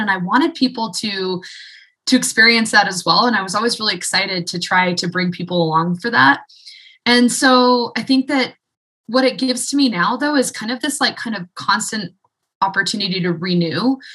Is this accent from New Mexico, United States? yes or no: yes; Santa Fe, New Mexico, United States; moved away as an adult; also born or lived in Portland / Utah / Salt Lake City; now in Fernie, Canada; I was born and raised in Santa Fe, New Mexico